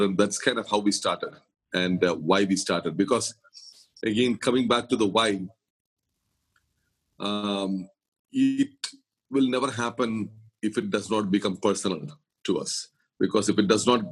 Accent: Kerala, India; now in Mumbai, India; I'm from Kerala, the southernmost part of India

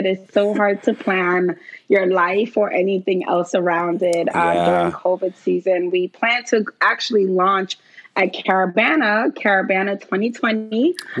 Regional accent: New York, United States; accent: New York; now in Houston, United States; I am originally from New York

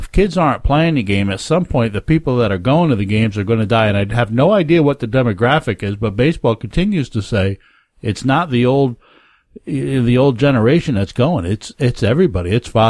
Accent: Rochester, New York, United States; I know I'm from Rochester

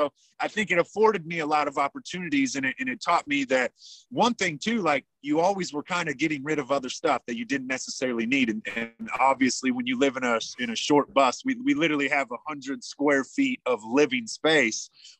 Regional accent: Yankton, South Dakota, United States; born there; now in Tucson, United States; I'm currently in the Tucson desert, so it might be a little skippy as the internet is not perfect here, but we'll get through the whole podcast. I was actually born in Yankton, South Dakota

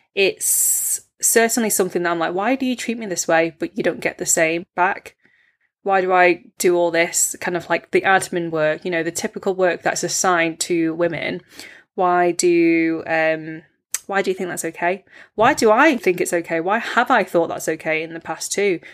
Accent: United Kingdom; as British-born Chinese people

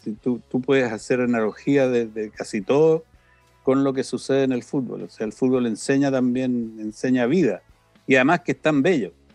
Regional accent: Santiago, Santiago Metropolitan Region, Chile; moved away as an adult; also born or lived in Temuco, Chile / Italy; nací, en Temuco, muy niño nos trasladamos a Santiago

